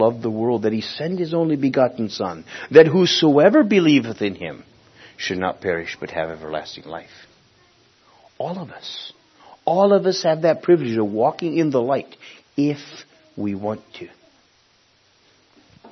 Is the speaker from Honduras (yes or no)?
yes; Honduras; Village where I was born in in Honduras, to this day doesn't even have electric